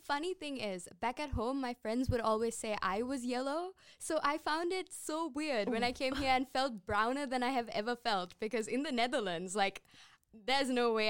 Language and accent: English; Sri Lanka; I've just been in Sri Lanka basically my whole life. So I can only say Aibowan.